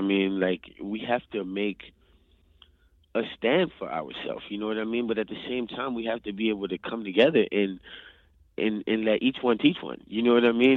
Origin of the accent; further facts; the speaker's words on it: New Orleans, Louisiana, United States; I'm actually from New Orleans